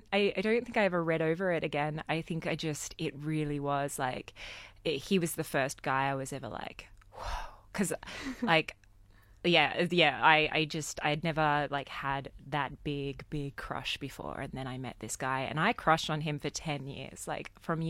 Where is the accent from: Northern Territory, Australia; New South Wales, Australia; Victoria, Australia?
New South Wales, Australia; Sydney; I grew up in southwest Sydney. I grew up in Leppington